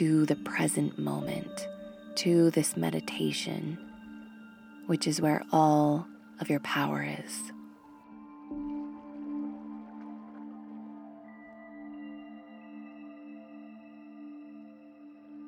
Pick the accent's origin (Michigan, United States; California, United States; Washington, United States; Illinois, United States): California, United States; Monterey; my hometown of Monterey, California